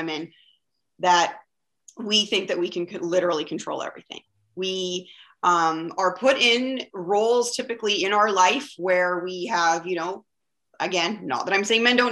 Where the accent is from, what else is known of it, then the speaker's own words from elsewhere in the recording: Vancouver, British Columbia, Canada; I'm from Vancouver, BC, Canada, and it is a gorgeous day here.